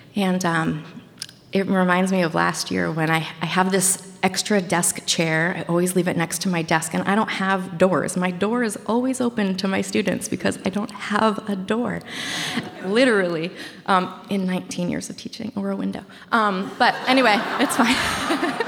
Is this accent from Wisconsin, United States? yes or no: no; Washington County, Bangor, Maine, United States; also born or lived in California; So I grew up in Maine. I grew up in Washington County, Maine. Um, we moved to the big city of Bangor, Maine, which is the queen city of Maine, when I was in middle school or maybe ele- late elementary school.